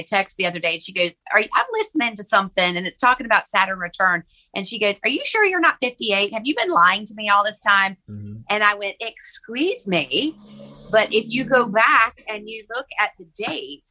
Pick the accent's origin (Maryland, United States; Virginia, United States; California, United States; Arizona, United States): Virginia, United States; moved away as an adult; also born or lived in Charleston, South Carolina; I'm from Virginia and ended up moving to Charleston, South Carolina